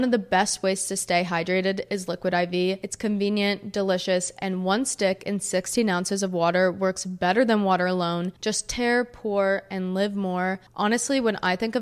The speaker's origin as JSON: {"language": "English", "area": "Monmouth County", "region": "New Jersey", "country": "United States", "tie": "born or raised there", "said": "So I grew up in New Jersey, specifically Monmouth County, New Jersey, which is like central Jersey"}